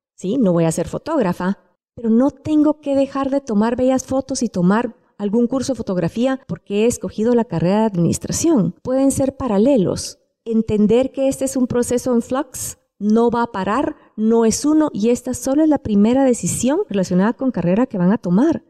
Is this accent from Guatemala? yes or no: yes; Guatemala; siendo guatemaltecos